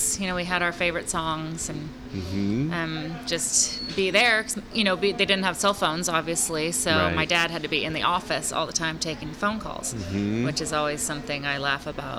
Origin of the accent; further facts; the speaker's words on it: Sonoma, California, United States; So I grew up in Sonoma mostly, but then when my parents split up, you know, I would come back and forth.